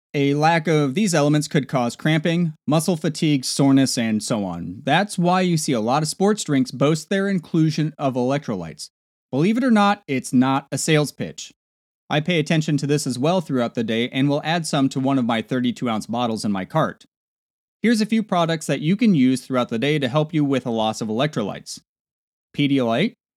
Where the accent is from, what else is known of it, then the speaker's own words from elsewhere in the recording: Nebraska, United States; moved away; back in my home state of Nebraska